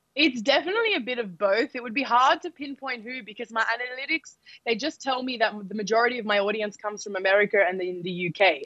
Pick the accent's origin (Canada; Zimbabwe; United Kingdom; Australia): Australia; I'm born in Australia